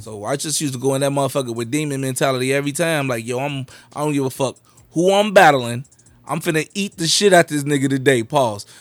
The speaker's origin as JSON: {"language": "English", "town": "Chicago", "region": "Illinois", "country": "United States", "tie": "born or raised there", "said": "I was raised in the Garfield area."}